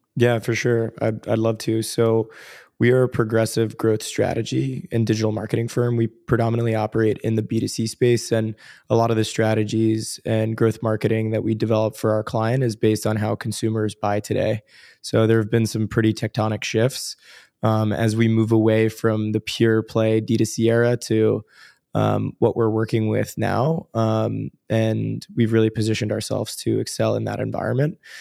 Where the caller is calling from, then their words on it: New York, United States; I'm calling in from New York, downtown New York. So, uh, in Tribeca right now.